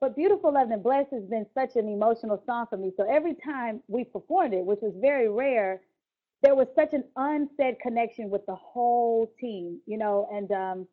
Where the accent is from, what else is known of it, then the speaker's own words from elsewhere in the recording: Houston, Texas, United States; My growing up in Houston, my parents, they're not musicians.